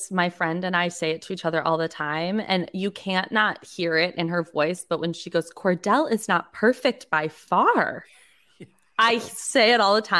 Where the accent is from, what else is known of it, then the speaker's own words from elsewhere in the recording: Detroit, Michigan, United States; because the hot dog king is from Detroit and I'm from Detroit.